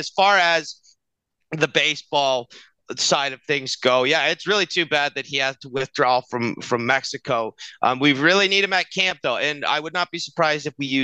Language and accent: English; Canada; being a Canadian